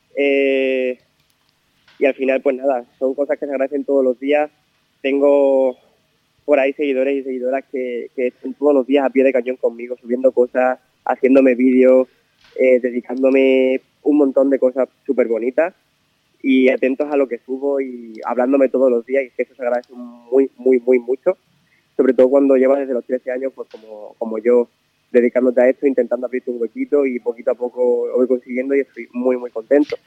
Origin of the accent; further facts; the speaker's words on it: Miajadas, Extremadura, Spain; hacer algo en mi pueblo